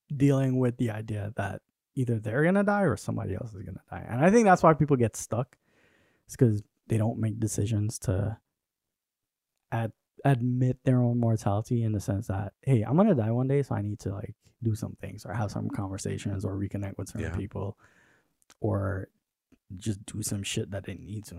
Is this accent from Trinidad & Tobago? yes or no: yes; Trinidad & Tobago; moved away; I grew up in Trinidad with my mom